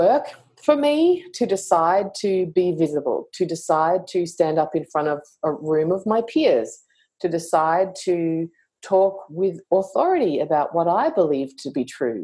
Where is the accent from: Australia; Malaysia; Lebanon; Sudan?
Australia; me being Australian